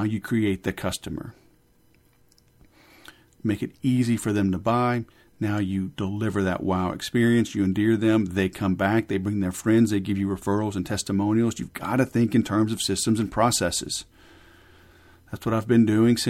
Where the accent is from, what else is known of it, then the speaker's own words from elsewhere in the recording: Louisiana, United States; I grew up in Louisiana, and English was an elective